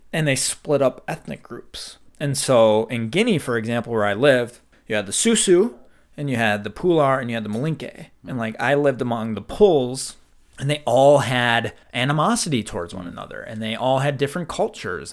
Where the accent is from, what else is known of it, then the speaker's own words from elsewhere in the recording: Midwest, United States; We're from white Midwest, cold winters